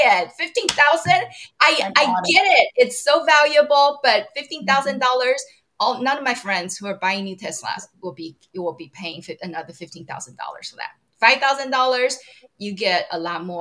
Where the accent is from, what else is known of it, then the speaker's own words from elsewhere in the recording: Taiwan; now in United States; I'm from Taiwan originally. I still have citizenship there